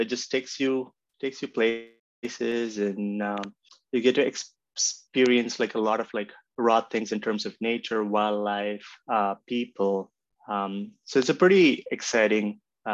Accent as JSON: {"language": "English", "town": "Mumbai", "region": "Maharashtra", "country": "India", "tie": "born or raised there", "moved": "as an adult", "lives_now": "Canada", "said": "I grew up in mostly in Mumbai"}